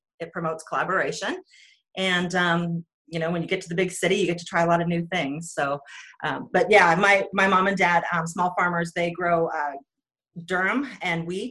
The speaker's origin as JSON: {"language": "English", "region": "northern North Dakota", "country": "United States", "tie": "born or raised there", "moved": "as an adult", "lives_now": "Oregon, United States", "said": "I grew up in northern North Dakota, right on the Canadian border, and my dad's a farmer"}